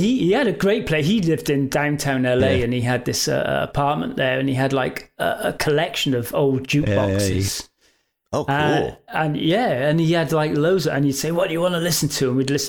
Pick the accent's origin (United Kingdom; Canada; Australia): United Kingdom; England; You know, we're from England. We need somewhere to stay.